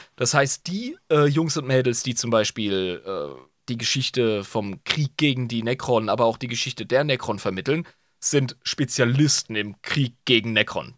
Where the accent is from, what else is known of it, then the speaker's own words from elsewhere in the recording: Ludwigshafen, Rhineland-Palatinate, Germany; keine reiche Schule, Ludwigshafen halt